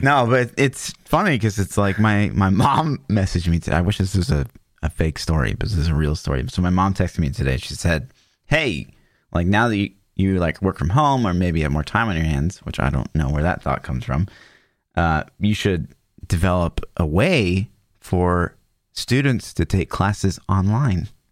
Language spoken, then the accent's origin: English; Kansas, United States; I grew up in Kansas until very recently, I, I moved just across the border, like, but I'm, like, ten minutes from Kansas still.